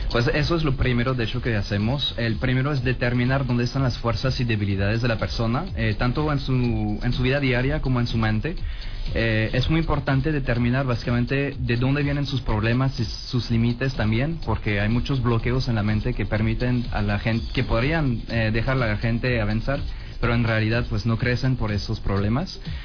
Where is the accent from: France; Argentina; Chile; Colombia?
France; also born or lived in Culiacán, Mexico; now in Mexico; soy empresario francés aquí en México